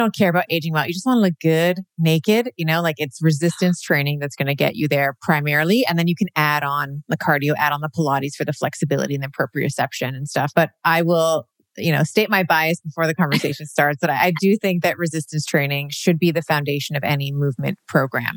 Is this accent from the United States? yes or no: no; Canada; born in Canada. So, you know, Canada's my country of birth